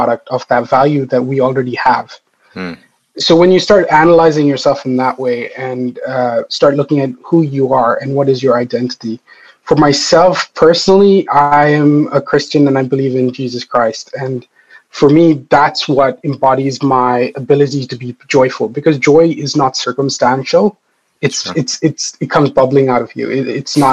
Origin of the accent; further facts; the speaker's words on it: India; now in Ireland; I come from India, which is very vibrant and wild and chaotic